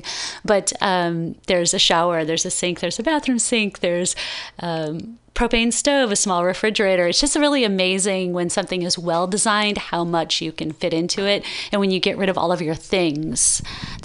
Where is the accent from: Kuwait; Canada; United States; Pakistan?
United States; Iowa; moved away as an adult; now in California, United States; I grew up in Iowa